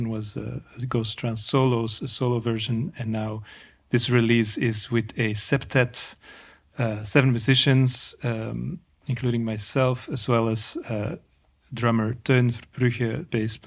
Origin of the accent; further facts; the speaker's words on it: Antwerp, Flanders, Belgium; moved away as an adult; also born or lived in Ghent / New York City, United States / Paris, France; now in Brussels, Belgium; I grew up in Antwerp